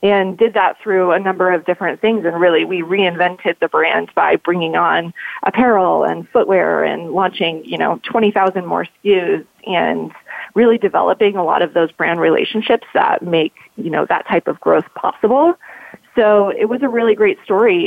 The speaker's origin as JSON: {"language": "English", "region": "Colorado", "country": "United States"}